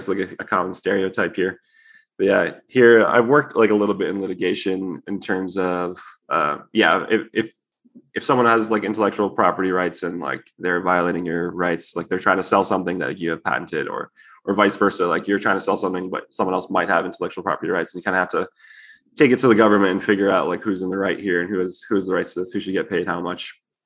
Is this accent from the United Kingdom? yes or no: no; Hamilton, Ontario, Canada; moved away as an adult; now in United States; I'm actually Canadian also. Oh, okay. I'm from Hamilton.